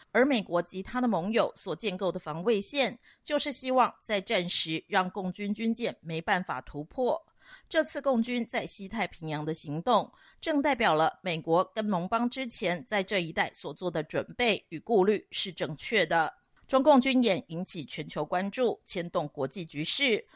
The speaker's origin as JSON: {"language": "Chinese", "country": "Taiwan", "said": "反而对于我们台湾人而言"}